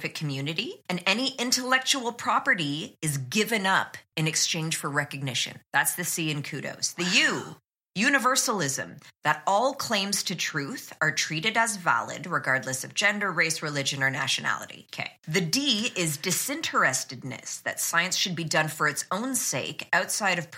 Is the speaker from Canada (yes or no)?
yes; Canada; I'm Canadian